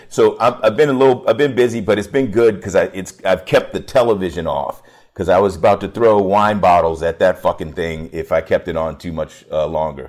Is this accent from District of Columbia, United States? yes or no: yes; Washington, District of Columbia, United States; also born or lived in York County, Virginia; I grew up in Washington, D C